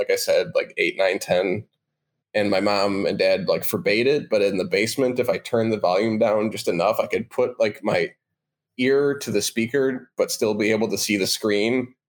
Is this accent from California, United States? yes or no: no; Chicago, Illinois, United States; growing up in Chicago.